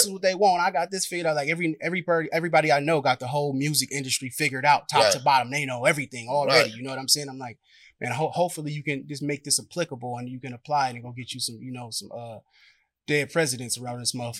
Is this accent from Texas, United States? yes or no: no; San Francisco, California, United States; also born or lived in Antioch, California; I'm from Hunters Point. I'm from the Point. San Francisco, California. Born and raised.